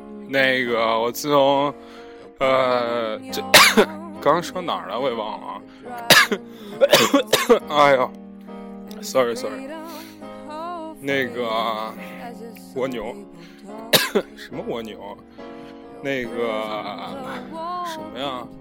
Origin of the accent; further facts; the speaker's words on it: North China, China; 我以前没有发现自己是一个地地道道的北方人或怎么样，而现在呢，越发觉自己真的是一个北方人。